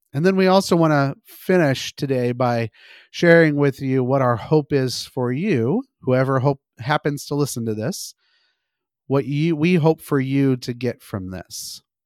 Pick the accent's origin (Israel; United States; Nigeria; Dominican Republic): United States; California; I grew up mostly in California. I was in the Valley, which is the middle part of this state.